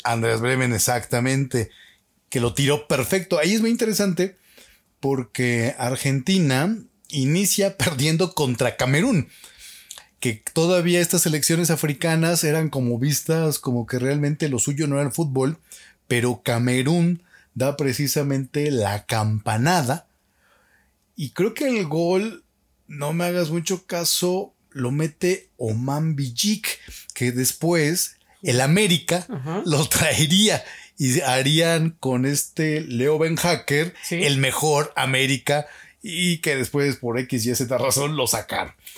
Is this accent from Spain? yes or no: no; Mexico; nosotros los mexicanos no somos altos